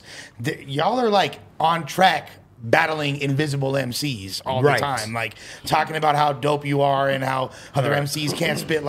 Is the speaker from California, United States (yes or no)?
yes; Los Angeles, California, United States; I'm born and raised in L.A. I'm a child of gangster rap